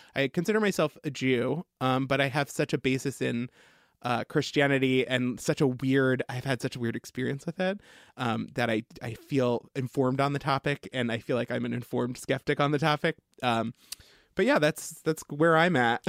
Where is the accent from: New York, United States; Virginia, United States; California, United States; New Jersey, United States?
New York, United States; Long Island; I grew up on Long Island